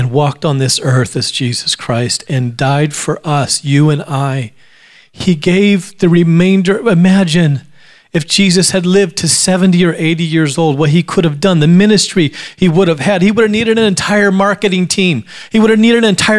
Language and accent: English; Alaska, United States; I grew up in Alaska